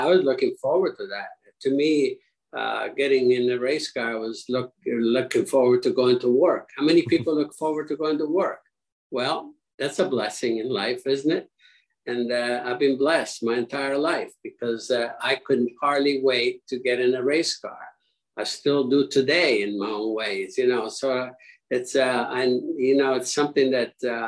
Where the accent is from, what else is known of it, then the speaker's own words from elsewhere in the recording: Italy; now in United States; living in Italy